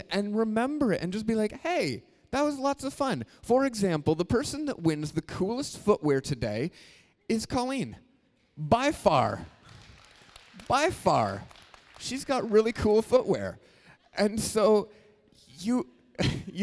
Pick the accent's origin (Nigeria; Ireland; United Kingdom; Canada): Canada; we're Canadian.